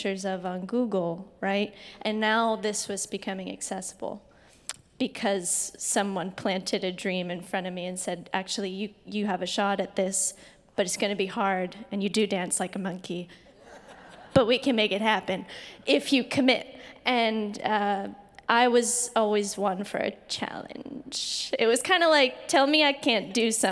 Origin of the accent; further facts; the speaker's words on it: Bucks County, Pennsylvania, United States; now in San Francisco, United States; I was born in Bucks County, Pennsylvania, about 45 minutes out of Philadelphia